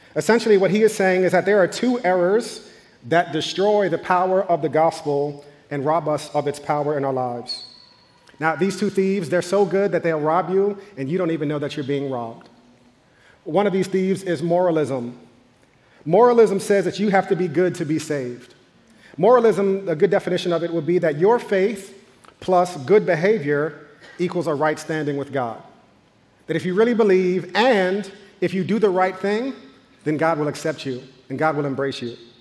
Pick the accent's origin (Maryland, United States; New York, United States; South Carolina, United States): New York, United States; growing up in New York in the 90s